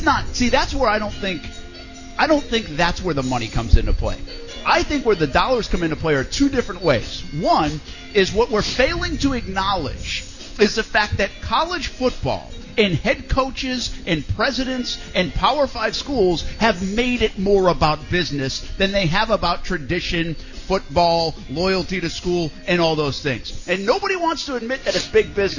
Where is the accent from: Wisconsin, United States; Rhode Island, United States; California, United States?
Rhode Island, United States; moved away as an adult; also born or lived in Ohio / Louisiana / New York; I'm from Rhode Island